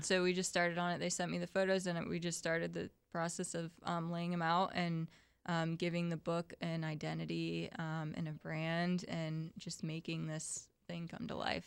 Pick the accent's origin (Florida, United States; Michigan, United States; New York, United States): Florida, United States; Ocala; moved away as an adult; also born or lived in St. Augustine, Florida; I'm from Ocala originally